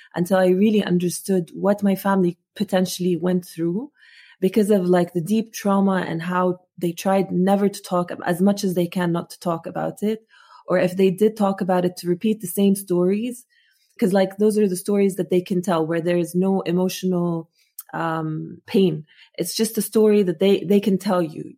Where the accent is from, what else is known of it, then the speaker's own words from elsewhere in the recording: Amman, Amman Governorate, Jordan; first language Arabic; English is a second language; moved away as an adult; also born or lived in Muscat, Oman; now in United States; when I grew up in Jordan